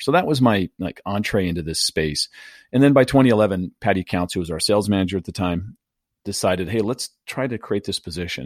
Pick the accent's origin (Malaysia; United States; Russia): United States; San Diego, California; born and raised in San Diego